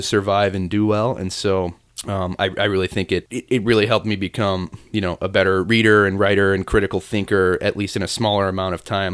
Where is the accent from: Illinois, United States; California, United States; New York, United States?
Illinois, United States; Chicago; I'm from the south side of the city, a neighborhood called Mount Greenwood